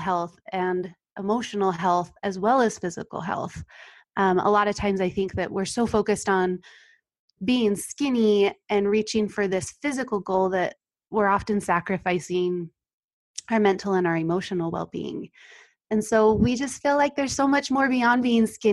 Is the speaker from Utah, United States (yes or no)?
yes; North Ogden, Utah, United States; I am from North Ogden, Utah. I live here with my husband